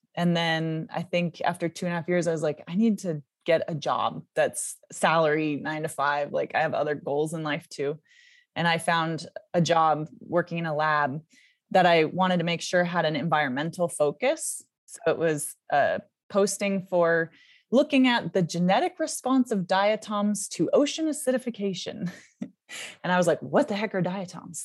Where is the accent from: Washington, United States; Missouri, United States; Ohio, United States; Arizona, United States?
Washington, United States; Seattle; I was born in, uh, Seattle, Washington, in the U S